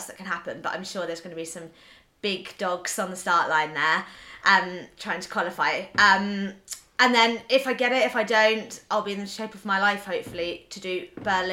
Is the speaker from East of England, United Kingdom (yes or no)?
yes; Norwich, East of England, United Kingdom; I have Norwich 10K, which is my local hometown 10K